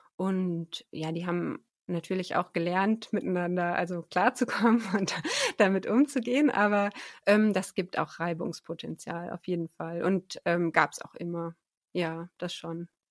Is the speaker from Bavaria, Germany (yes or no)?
no; Oberbergisches Land, North Rhine-Westphalia, Germany; moved away; also born or lived in Tanzania / Münsterland; ich bin ähm, aufgewachsen, die meiste Zeit meines Lebens im Oberbergischen Land, westlich von Köln und Bonn ist